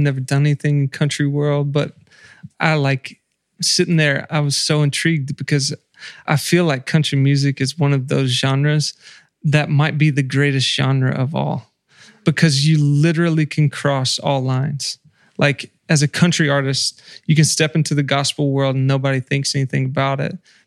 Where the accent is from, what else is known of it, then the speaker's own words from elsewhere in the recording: the South, United States; growing up in the South and being in church